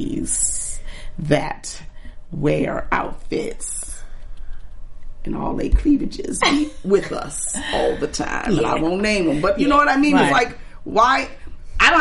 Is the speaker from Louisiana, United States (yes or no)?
yes; New Orleans, Louisiana, United States; moved away; I'm from New Orleans